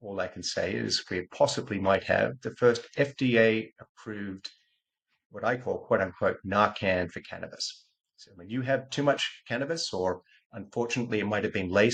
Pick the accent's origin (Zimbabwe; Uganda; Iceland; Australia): Australia; moved away as an adult; also born or lived in California; I'm Australian born, Australian educated